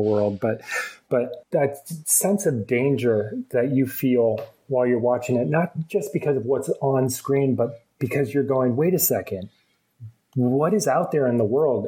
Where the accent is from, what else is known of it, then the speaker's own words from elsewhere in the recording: Vermont, United States; I, I was born and raised in Vermont, which is you know sort of a woodsy place